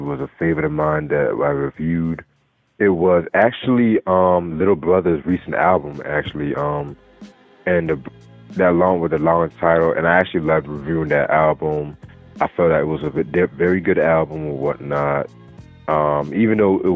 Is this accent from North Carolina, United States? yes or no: yes; Raleigh, North Carolina, United States; now in Durham, United States; I was born in Raleigh, North Carolina, but I'm based in Durham, North Carolina at the moment